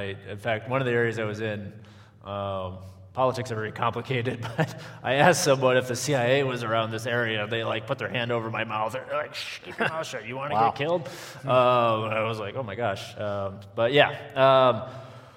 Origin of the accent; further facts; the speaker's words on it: western Wisconsin, United States; I grew up on a farm in western Wisconsin